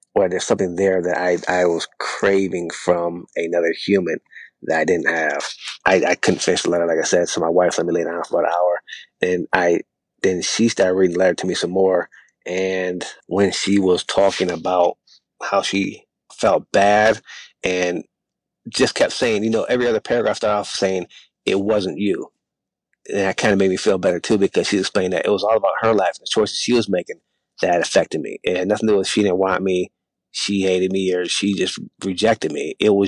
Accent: United States; I saw nothing positive about being African American.

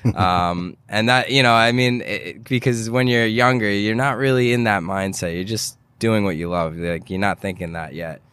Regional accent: New York City, New York, United States; growing up in New York

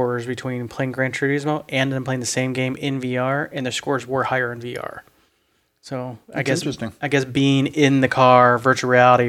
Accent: Ohio, United States; I'm from Ohio.

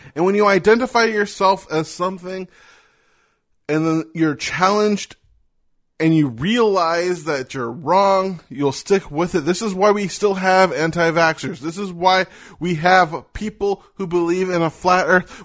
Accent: United States; I am an American.

